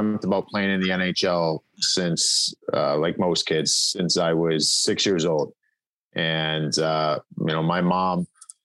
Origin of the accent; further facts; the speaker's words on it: Cleveland, Ohio, United States; moved away; also born or lived in Western Pennsylvania; I grew up in Cleveland and there really wasn't many people from there prior.